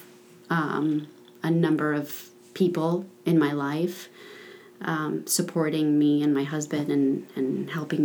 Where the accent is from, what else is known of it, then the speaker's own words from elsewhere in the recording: Aventura, Florida, United States; this is where I grew up in Aventura